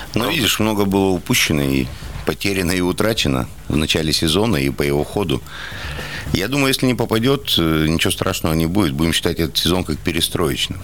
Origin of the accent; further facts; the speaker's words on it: Shushenskoye, Krasnoyarsk Krai, Russia; now in Krasnoyarsk, Russia; я сам не из Красноярска, а из Шушинска, вот, то есть это поселок